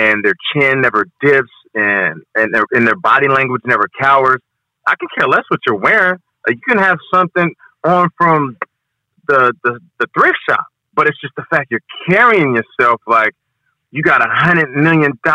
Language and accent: English; Seattle, Washington, United States; now in New York, United States; I'm from Seattle